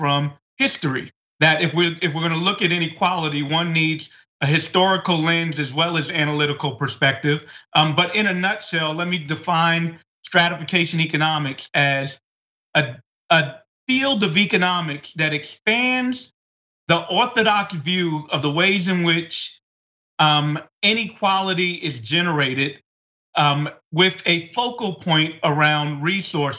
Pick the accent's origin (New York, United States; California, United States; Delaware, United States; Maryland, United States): New York, United States; New York City; I was born and raised in Bed-Stuy